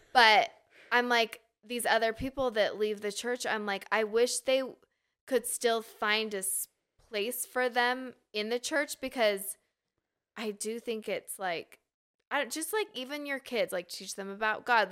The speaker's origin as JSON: {"language": "English", "town": "Draper", "region": "Utah", "country": "United States", "tie": "born or raised there", "also_born_or_lived": "Sandy, Utah", "said": "I grew up in Utah, so it's all I knew"}